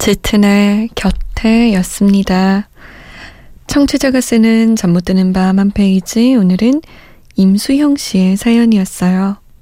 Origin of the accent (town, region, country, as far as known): South Korea